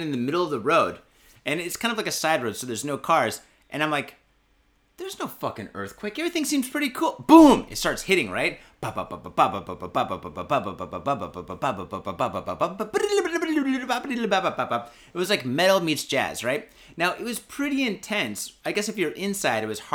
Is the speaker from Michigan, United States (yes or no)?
yes; Michigan, United States; now in Japan; I'm from Michigan.